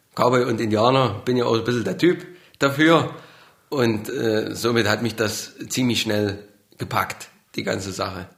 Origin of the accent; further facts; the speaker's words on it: Burgau, Saxony, Germany; accent: Saxon; Ich komme aus Burgau in Sachsen